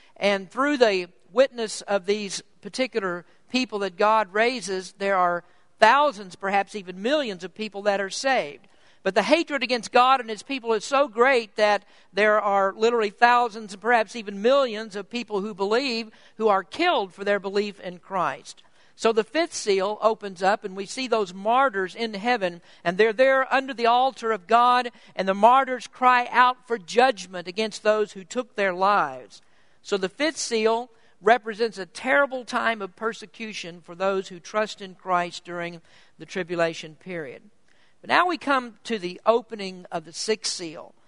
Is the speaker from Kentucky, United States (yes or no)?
yes; Kentucky, United States; moved away as an adult; I'm from Kentucky, from the southeastern part of the country